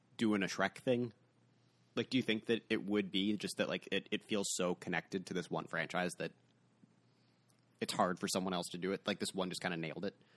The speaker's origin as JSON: {"language": "English", "country": "United States", "said": "as an American"}